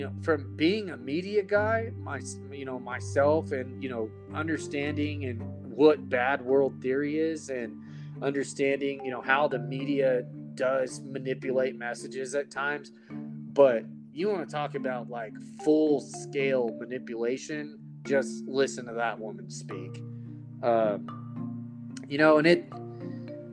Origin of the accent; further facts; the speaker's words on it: Texas, United States; I am from Texas